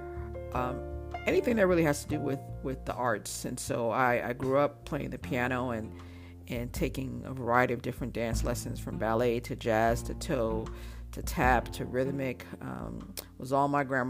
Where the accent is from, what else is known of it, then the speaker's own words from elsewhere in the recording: Chicago, Illinois, United States; moved away as an adult; also born or lived in Montreal, Canada / Florida / Nashville, Tennessee / Phoenix, Arizona; now in Los Angeles, United States; I was born right outside of Montreal. Though I was raised in Chicago, so Chicago is home for me. I lived there from the age of 5 till about 20